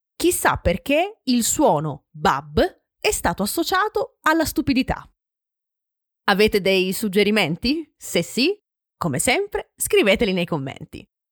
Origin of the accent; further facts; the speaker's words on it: Francavilla Fontana, Apulia, Italy; Nel mio paese, in Puglia, Francavilla Fontana